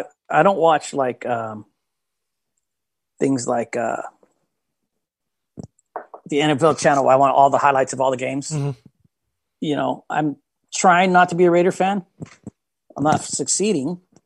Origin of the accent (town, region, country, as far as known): Vacaville, California, United States; born or raised there